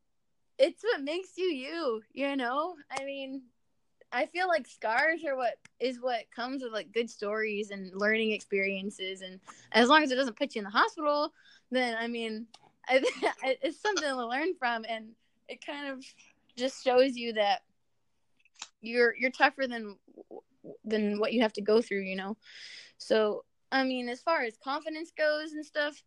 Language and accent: English; an hour north of Grand Rapids, Michigan, United States; moved away as an adult; also born or lived in Amarillo, Texas; now in Lubbock, United States; I'm actually originally from Michigan, but I moved down here to go to school in Amarillo